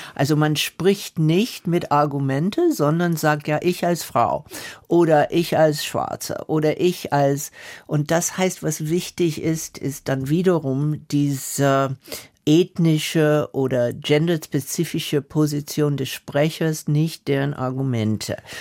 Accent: the South of the USA, Southern United States, United States; German is a second language; moved away; ich bin Mitte in der Bürgerrechtsbewegung im Süden der USA groß geworden

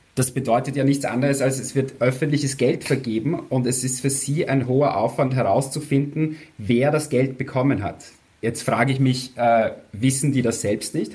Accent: Austria; vielleicht hört man es eh, ich bin aus Österreich

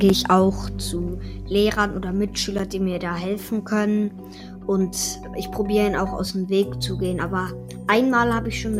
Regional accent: Munich, Bavaria, Germany; now in France; Guten Tag … ich bin zehn Jahre, ich komme aus München.

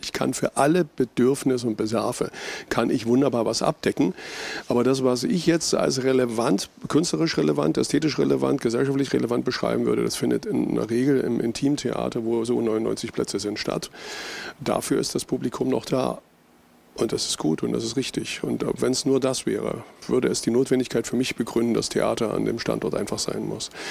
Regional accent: eastern Germany, Germany; Wir haben euch aber eine Wende voraus

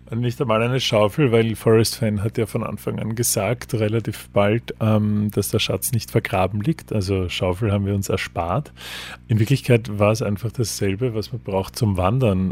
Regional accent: Austria; für uns als, als Österreicher

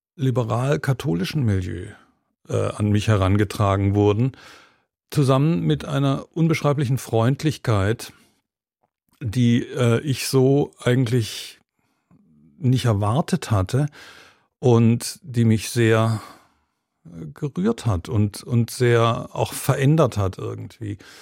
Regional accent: Germany; moved away as an adult; also born or lived in United Kingdom / Georgia / Berlin; als ich als junger Mensch sozusagen in Deutschland aufgewachsen bin

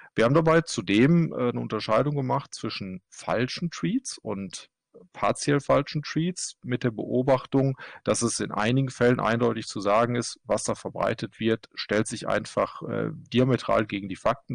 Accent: Germany; now in Kristiansand, Norway; Ich bin Deutscher, arbeite allerdings in Norwegen

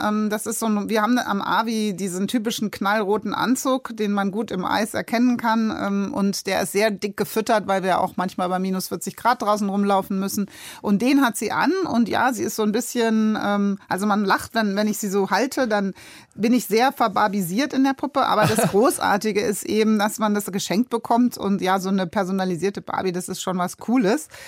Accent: Darmstadt, Hesse, Germany; moved away as an adult; also born or lived in Hamburg; Darmstadt aufgewachsen. Aber man äh, sollte sich nicht äh, darüber mokieren, da wir Hesse kommen überall hin

